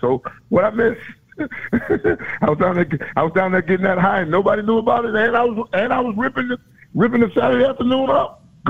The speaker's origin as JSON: {"language": "English", "region": "Florida", "country": "United States", "said": "I'm not from South Florida. I'm from Central Florida."}